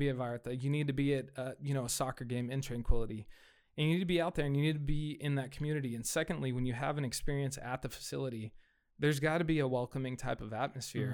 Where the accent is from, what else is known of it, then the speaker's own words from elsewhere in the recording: Fresno, California, United States; I grew up here, right? I, I grew up in Southeast Fresno